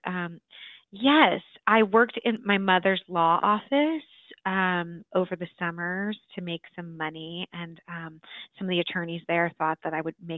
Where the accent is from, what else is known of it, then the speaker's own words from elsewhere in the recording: Pleasanton, California, United States; I grew up in the San Francisco Bay Area in a town just outside of San Francisco called Pleasanton, California